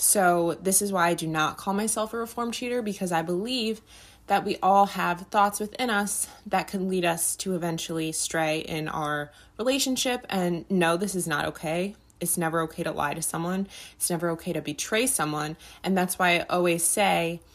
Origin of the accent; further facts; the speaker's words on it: United States; And I am American, obviously. I was born in America, but my grandparents were not from America.